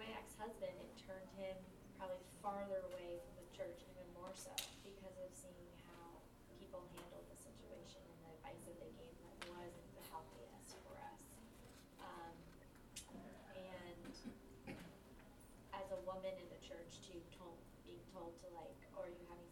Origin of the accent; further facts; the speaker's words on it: Cleveland, Ohio, United States; moved away as an adult; now in Los Angeles, United States; I grew up in Cleveland, Ohio. About 30 minutes outside of there